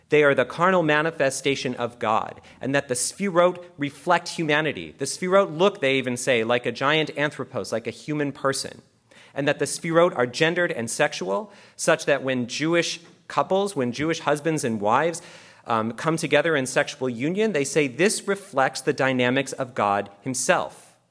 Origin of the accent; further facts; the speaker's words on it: Canada; I'm actually Canadian.